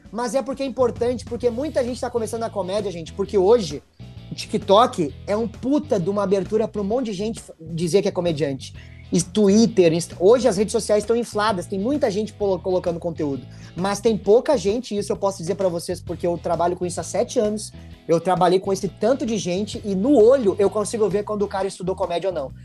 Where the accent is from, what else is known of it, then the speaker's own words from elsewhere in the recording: Porto Alegre, Rio Grande do Sul, Brazil; eu me criei num, lá no Sarandi, meu velho. Eu me criei lá no Fernando Ferrari, no Parque dos Maia. Lá é minha origem.